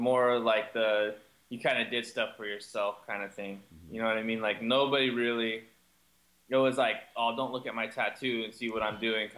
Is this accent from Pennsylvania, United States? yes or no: no; Southern California, United States; growing up in Southern California